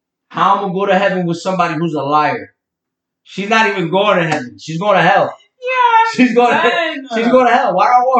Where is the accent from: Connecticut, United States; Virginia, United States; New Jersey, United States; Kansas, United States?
New Jersey, United States; I'm from Jersey.